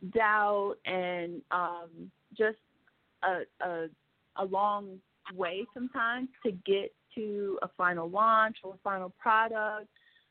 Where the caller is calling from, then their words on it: Mexico City, Mexico; I'm calling from Mexico City, actually.